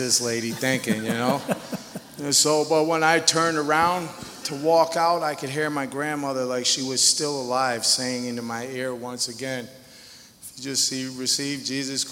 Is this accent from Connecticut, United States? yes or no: yes; Connecticut, United States; moved away as an adult; I'm a junkie from Connecticut